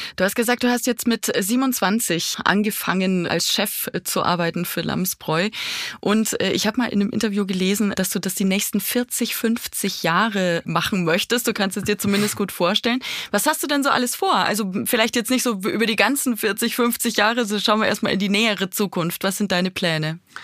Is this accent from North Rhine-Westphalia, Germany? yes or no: no; Bavaria, Germany; ich komme aus Bayern. Bei uns in Bayern